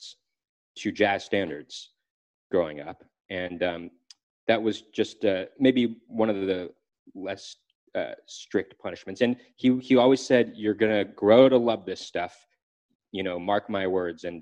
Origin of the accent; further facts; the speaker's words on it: Los Angeles, California, United States; we grew up in Los Angeles, California